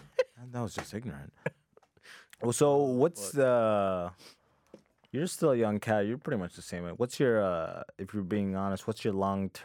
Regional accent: Sudan; because I'm from Sudan, so it's like if you can make the case for it, you can pretty much, once you're already here, it's very easy.

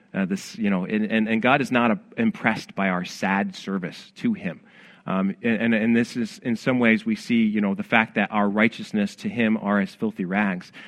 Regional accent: Rochester, New York, United States; I'm from Rochester, New York

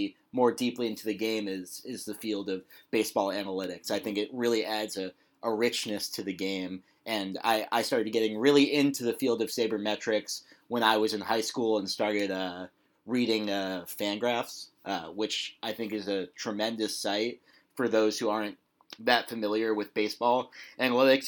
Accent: New York City, New York, United States; I grew up in Manhattan, not Queens

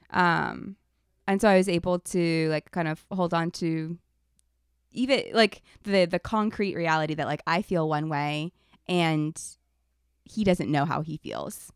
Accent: Ohio, United States; moved away; we went back to my hometown in Ohio

